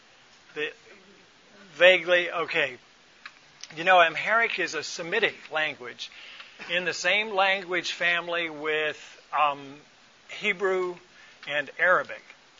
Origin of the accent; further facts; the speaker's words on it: Atlanta, Georgia, United States; moved away as an adult; also born or lived in Ethiopia / Boyolali, Indonesia; the world I grew up in the Atlanta area